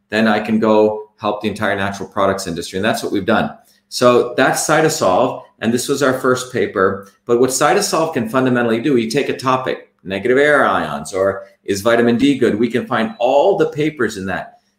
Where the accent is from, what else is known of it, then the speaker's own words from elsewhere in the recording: India; When I grew up in India